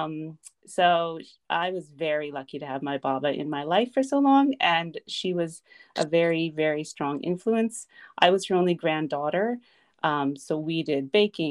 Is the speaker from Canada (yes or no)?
yes; Saskatoon, Saskatchewan, Canada; moved away as an adult; I was born in Saskatoon. I lived there till I was about 20